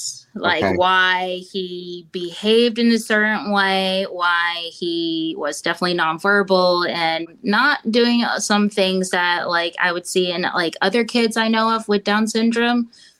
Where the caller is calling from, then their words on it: Augusta, Georgia, United States; Augusta, Georgia.